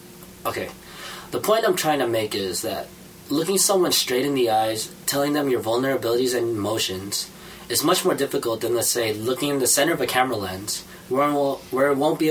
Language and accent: English; United States; born there; I was born here in America. I just happen to have browner skin.